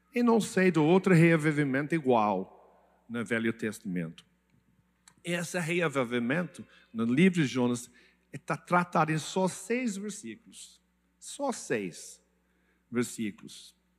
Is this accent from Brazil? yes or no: no; England, United Kingdom; Portuguese is a second language; moved away; Desculpe meu português, é, eu sou inglês, mas eu, eu falo um pouco